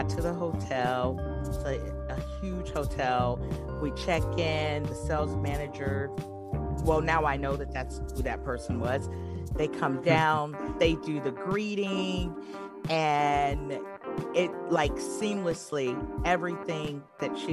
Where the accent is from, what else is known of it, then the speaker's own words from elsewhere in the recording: Michigan, United States; I'm originally from Michigan